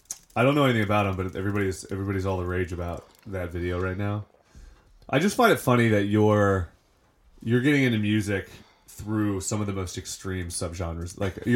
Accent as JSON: {"language": "English", "region": "West Virginia", "country": "United States", "tie": "born or raised there", "said": "I was raised in West Virginia"}